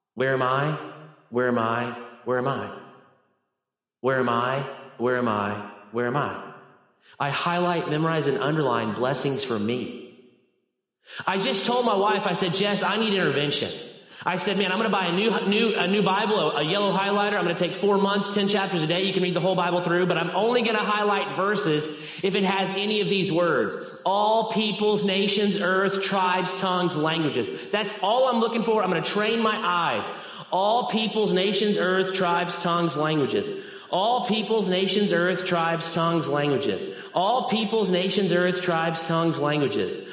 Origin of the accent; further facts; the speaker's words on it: Arkansas, United States; I am from Arkansas